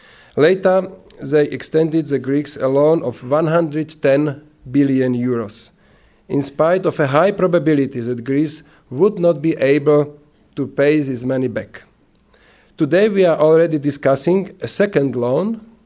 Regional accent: Slovakia; English is a second language; So I am coming from Slovakia, is the east part of former Czechoslovakia.

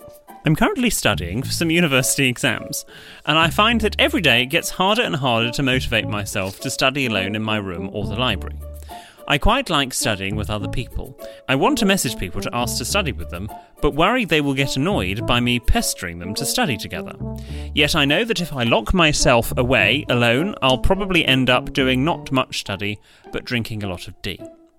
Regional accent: Scotland, United Kingdom; now in Australia; I am also an expat. More specifically, I'm a Scotsman, well done, who emigrated to Australia.

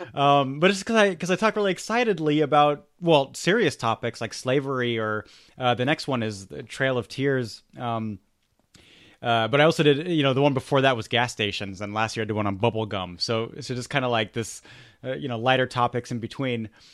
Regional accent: Germany; I grew up in Germany

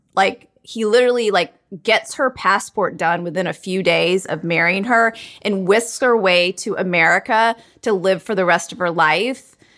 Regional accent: Charlotte, North Carolina, United States; I was, like, one of the only Indian families, like, growing up in Charlotte, North Carolina on my block in my school

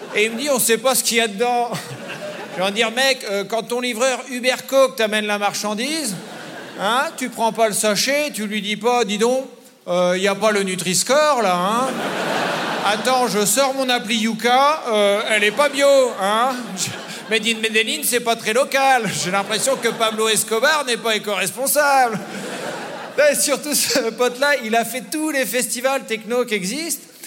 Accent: France; je suis un Français

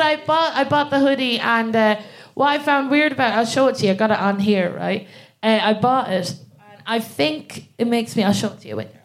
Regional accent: Ireland; moved away as an adult; now in England, United Kingdom; I'm from Ireland and I moved to England about I'd say about four years

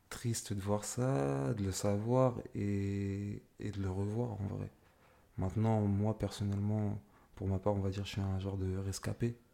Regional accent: Argenteuil, Île-de-France, France; born there; Alors, moi, je suis né à Argenteuil, donc euh, je suis resté là-bas jusqu'à mes 5 ans.

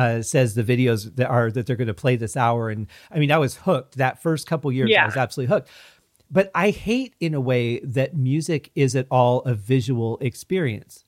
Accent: Michigan, United States; I grew up in Michigan

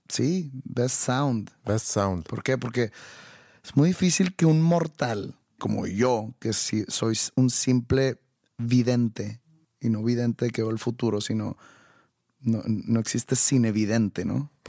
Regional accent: Mexico; Porque soy mexicano

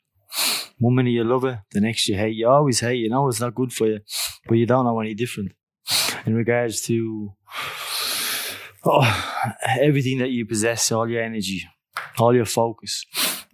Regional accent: Dublin, Leinster, Ireland; moved away as an adult; also born or lived in Australia; I grew up in Greenford, Clondalkin

